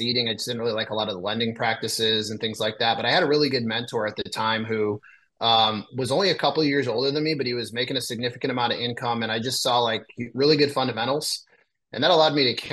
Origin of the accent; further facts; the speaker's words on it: a small town in northern Illinois, United States; also born or lived in Chicago suburbs, Illinois; I'm from a small town in northern Illinois. I'm based out of a kind of a far northwest suburb of Chicago